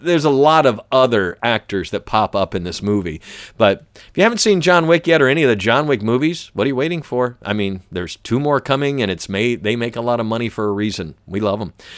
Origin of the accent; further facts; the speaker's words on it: the South, United States; I'm from the South.